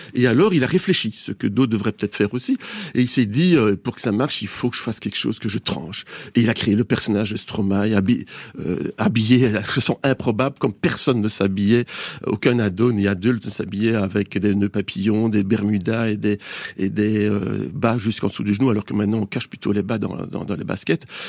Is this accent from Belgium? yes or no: yes; Belgium; Il faut même plus dire qu'on est belge maintenant